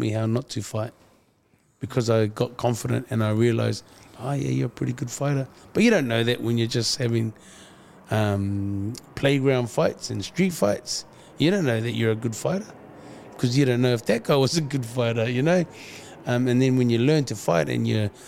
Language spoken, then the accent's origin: English; Auckland, New Zealand; Being a half-caste Samoan growing up in Auckland